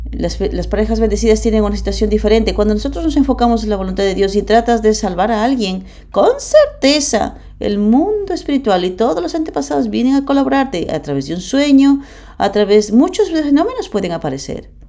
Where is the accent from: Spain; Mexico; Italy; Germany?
Germany; Spanish is a second language; soy alemán, eh, vengo